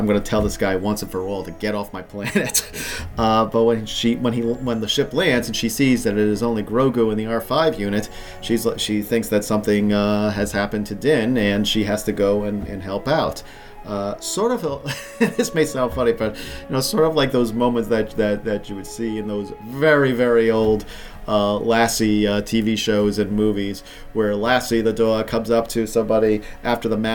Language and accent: English; Rhode Island, United States; where I grew up in Rhode Island